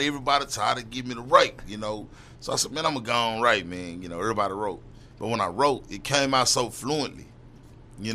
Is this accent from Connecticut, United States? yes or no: no; Dallas, Texas, United States; I'm from Dallas 6. I'm from East Dallas Project